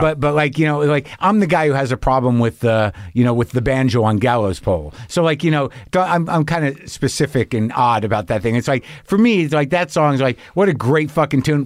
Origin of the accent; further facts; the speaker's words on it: New Mexico, United States; I grew up in New Mexico